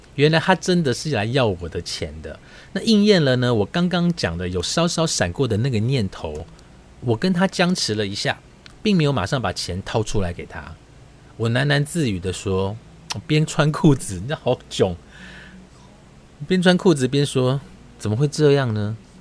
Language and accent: Chinese; Taiwan; 我是台湾来的